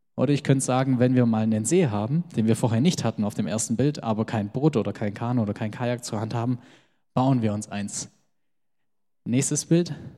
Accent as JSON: {"language": "German", "town": "Geislingen an der Steige", "region": "Baden-Württemberg", "country": "Germany", "tie": "born or raised there", "also_born_or_lived": "Göppingen", "said": "meine Eltern kommen aus dem Kosovo und ich bin aber in Geislingen geboren und groß geworden"}